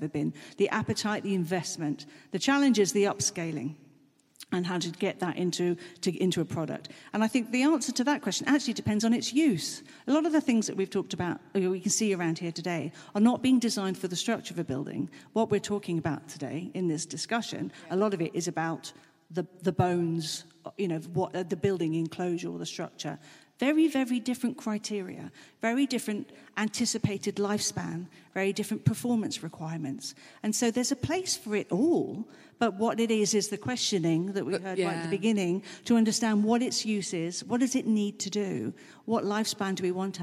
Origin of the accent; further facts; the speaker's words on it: Germany; moved away; I was brought up in Germany.